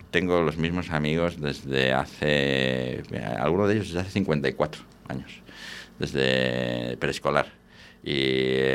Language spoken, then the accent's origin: Spanish; Valladolid, Castile and León, Spain; Yo soy muy de Valladolid, muy de la Ribera, pero es que ahora mismo incluso en Valladolid, pues el tinto que se hace en Cigales es espectacular.